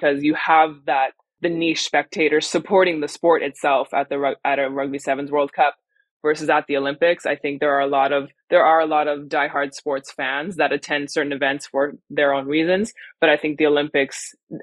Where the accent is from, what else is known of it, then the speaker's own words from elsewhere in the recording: Montreal, Quebec, Canada; now in Victoria, Canada; I'm from Montreal originally.